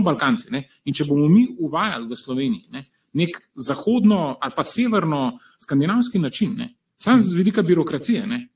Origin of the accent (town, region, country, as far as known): Slovenia